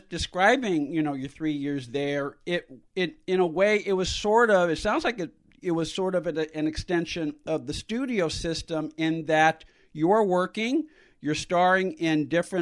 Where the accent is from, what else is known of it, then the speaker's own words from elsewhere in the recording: San Francisco, California, United States; I'm from San Francisco